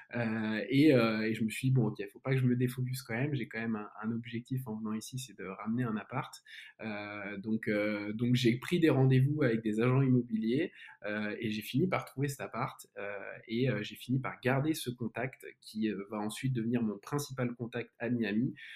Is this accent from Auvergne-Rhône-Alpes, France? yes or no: yes; Lyon, Auvergne-Rhône-Alpes, France; moved away as an adult; also born or lived in United States; now in Paris, France; je suis né à Lyon, je suis un Lyonnais et j'ai passé pas mal de ma vie hors de Lyon, donc aux États-Unis, à Paris, aujourd'hui à Paris